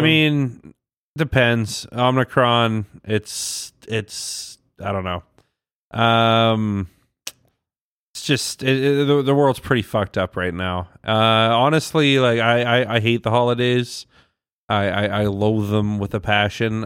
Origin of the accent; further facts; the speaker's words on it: Ontario, Canada; moved away; I was born in Ontario